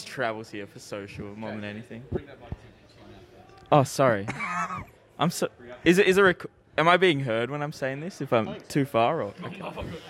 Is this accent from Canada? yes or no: no; Perth, Western Australia, Australia; I'm from Perth.